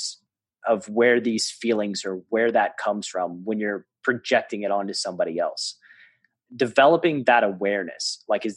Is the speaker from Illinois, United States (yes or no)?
no; Tennessee, United States; I'm from Tennessee.